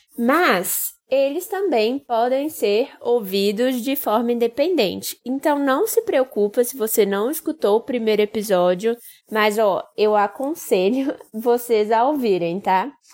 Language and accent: Portuguese; Brazil; como bons brasileiros que somos